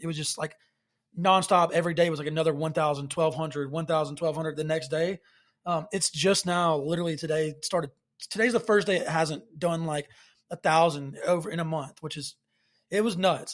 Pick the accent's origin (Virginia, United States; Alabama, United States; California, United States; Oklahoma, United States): Alabama, United States; Alabaster; I'm originally from Alabaster, Alabama